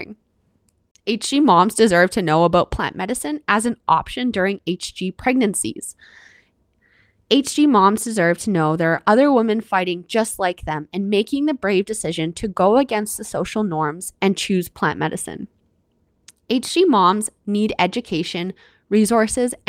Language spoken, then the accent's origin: English; Canada; I'm your Canadian host